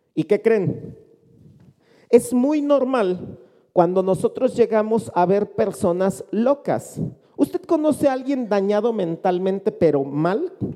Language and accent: Spanish; Mexico; Nosotros habitualmente como mexicanos